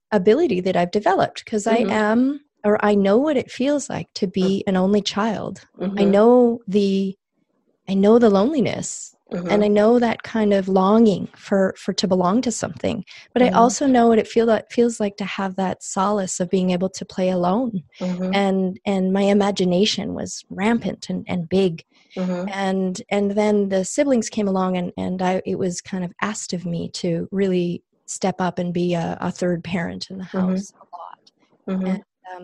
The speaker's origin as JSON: {"language": "English", "country": "Canada", "tie": "born or raised there", "also_born_or_lived": "Calgary, Alberta", "said": "growing up in Canada and growing up with immigrant father, English is his second language."}